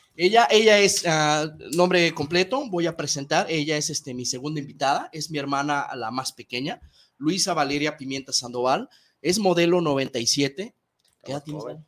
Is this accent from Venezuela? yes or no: no; Guadalajara, Jalisco, Mexico; voy Chivas meramente porque soy tapatío